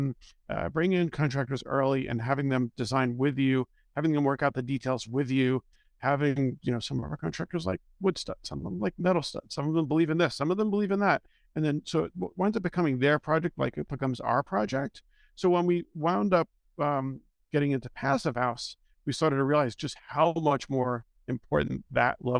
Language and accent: English; Long Island, New York, United States; I spent most of my time as a kid growing up on Long Island in the city when I could.